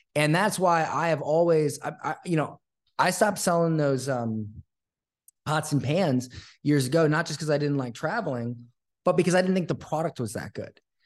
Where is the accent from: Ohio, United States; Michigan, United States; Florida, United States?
Florida, United States; now in Costa Rica; I grew up, uh, in a small town in Florida